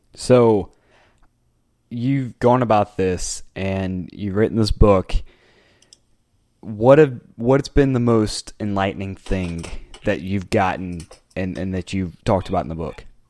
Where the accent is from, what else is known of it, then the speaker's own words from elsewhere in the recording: United States; I'm an American soccer journalist